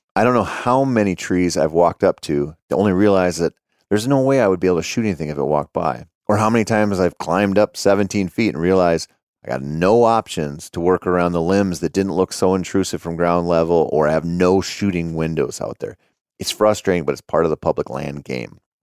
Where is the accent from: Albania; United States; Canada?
United States; Minnesota; growing up in Minnesota.